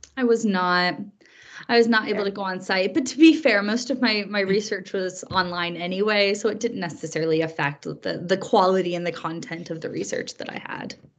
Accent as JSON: {"language": "English", "town": "Greencastle", "region": "Indiana", "country": "United States", "tie": "born or raised there", "moved": "as an adult", "lives_now": "Edinburgh, United Kingdom", "said": "So I grew up in the USA. I'm from Indiana and I'm from a very small college town called Greencastle"}